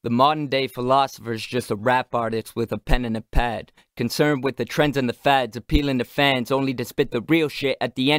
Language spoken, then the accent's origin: English; Canada; I'm Canadian, this is great, I'm gonna play hockey